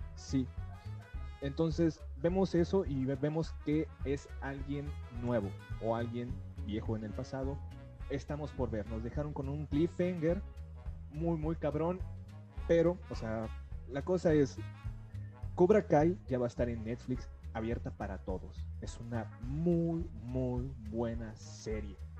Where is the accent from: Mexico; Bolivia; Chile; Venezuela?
Mexico; como cualquier mexicano